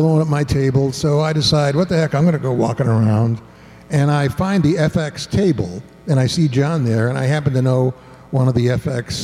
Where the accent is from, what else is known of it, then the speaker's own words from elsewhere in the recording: Ann Arbor, Michigan, United States; I'm from Ann Arbor, Michigan.